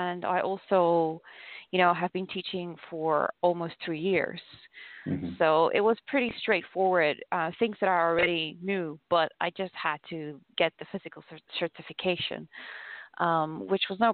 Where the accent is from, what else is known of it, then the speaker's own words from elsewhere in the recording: South Africa; moved away as an adult; also born or lived in China / Australia / Argentina; now in Ecuador; I was born there and I was raised there until I was about 25 years old.